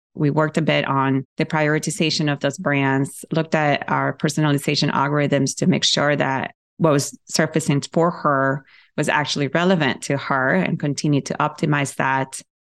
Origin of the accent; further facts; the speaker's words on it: Ecuador; moved away; I grew up in South America